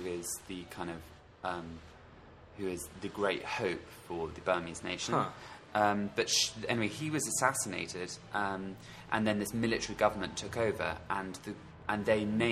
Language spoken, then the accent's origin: English; London, United Kingdom; accent: southeastern England, London, slightly posh, very Notting Hill; my accent is specifically... like southeastern England, London, slightly posh, very Notting Hill